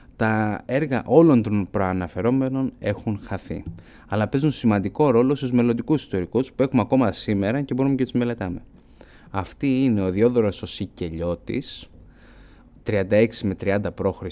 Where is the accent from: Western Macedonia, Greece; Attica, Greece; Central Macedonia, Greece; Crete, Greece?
Crete, Greece; Elounda; από το χωριό μου την Ελούντα